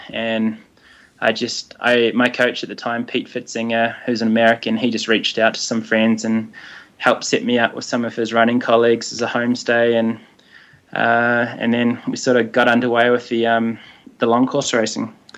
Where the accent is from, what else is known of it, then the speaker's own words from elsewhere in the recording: Hawke's Bay, New Zealand; also born or lived in Palmerston North; I grew up in Hawke's Bay, and I ran under Alan Potts um, with the Hastings Harriers